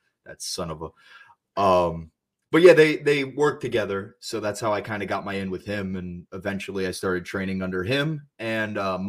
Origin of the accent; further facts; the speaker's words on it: Bethlehem, Pennsylvania, United States; Bethlehem, Pennsylvania.